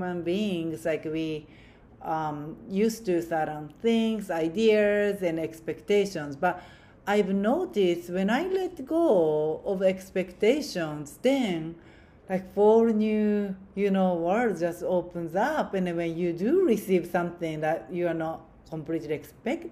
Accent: Japan; now in United States; here in America, like I'm originally from Japan

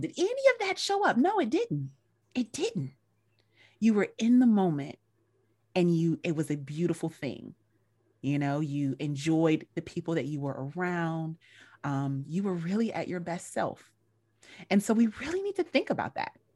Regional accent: North Carolina, United States; moved away; I'm a country girl, I'm from North Carolina originally

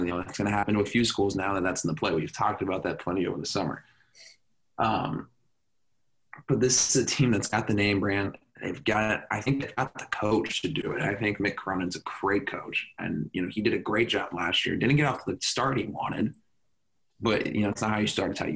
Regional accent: Southern California, United States; as a person growing up in Southern California

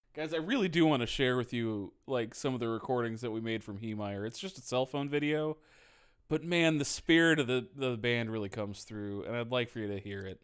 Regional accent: Northeast Ohio, United States; moved away; also born or lived in American South; I'm not from here. I'm from Northeast Ohio.

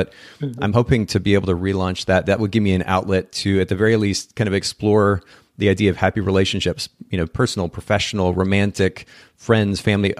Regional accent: Japan; now in United States; I grew up in Japan as a missionary's kid and spent about 10 years there.

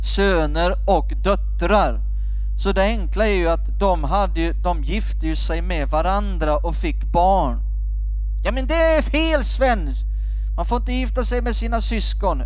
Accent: Skåne, Sweden; Jag växte upp i Skåne, där kallar vi det för grisapärer

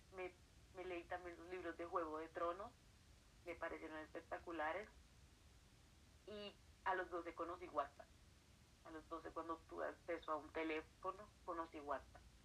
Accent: Colombia; soy de Colombia, estoy actualmente en la ciudad de Bogotá, la capital del país.

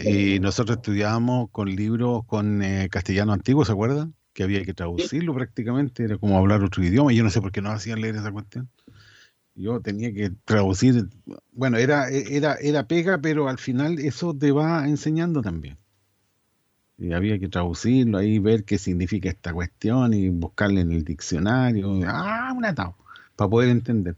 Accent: Chile

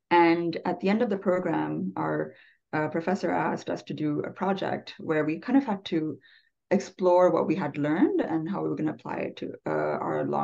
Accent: Sri Lanka; English is a second language; also born or lived in Canada / Abu Dhabi, UAE / New Mexico / Colorado; now in United States; I am from Sri Lanka and have lived in Canada and Abu Dhabi in the UAE before moving here to the US

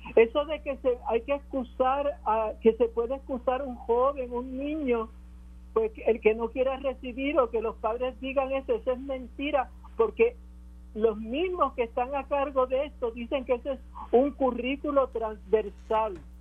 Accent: Puerto Rico; lo que somos como puertorriqueños

